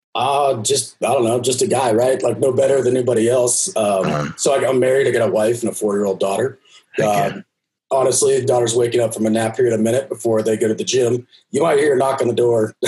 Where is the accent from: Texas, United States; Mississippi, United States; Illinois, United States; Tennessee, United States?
Texas, United States; I'm from Texas